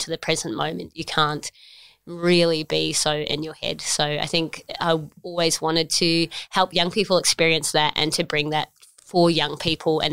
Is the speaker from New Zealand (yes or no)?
yes; New Zealand; now in Australia; I grew up in New Zealand. I'm a proud Kiwi.